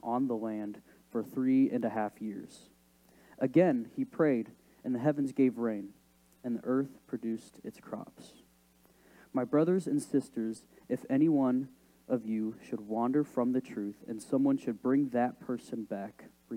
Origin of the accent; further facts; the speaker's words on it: Decatur, Illinois, United States; also born or lived in Ogden, Illinois; I grew up in Decatur, Illinois, and lived there for about 12 years of my life